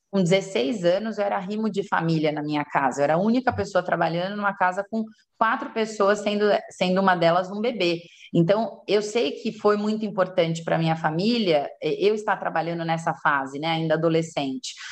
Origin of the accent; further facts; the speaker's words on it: São Paulo, Brazil; sou de São Paulo, né? nasci em São Paulo